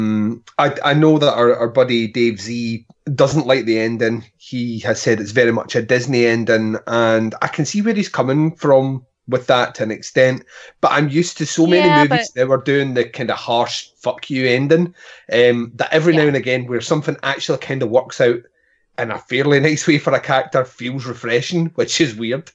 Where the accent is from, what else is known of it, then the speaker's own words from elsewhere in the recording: Scotland, United Kingdom; I'm Scottish